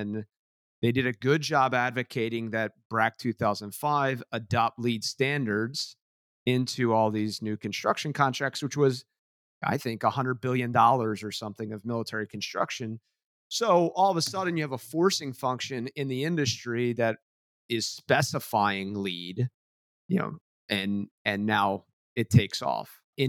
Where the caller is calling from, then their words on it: New Jersey, United States; And so I'm dialing in from the Jersey Shore.